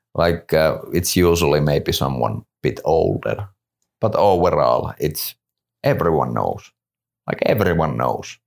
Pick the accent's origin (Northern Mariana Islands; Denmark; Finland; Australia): Finland; we're from Finland